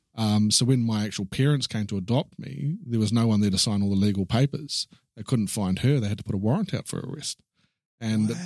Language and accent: English; Christchurch, Canterbury, New Zealand; also born or lived in Wellington, New Zealand; I was born in Christchurch in New Zealand